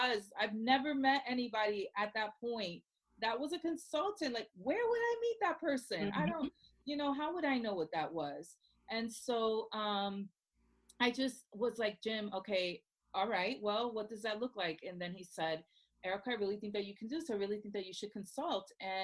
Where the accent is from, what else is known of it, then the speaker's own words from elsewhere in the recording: Puerto Rico; now in Orlando, United States; she only spoke Spanish when we moved here from Puerto Rico, you know, to Orlando, Florida.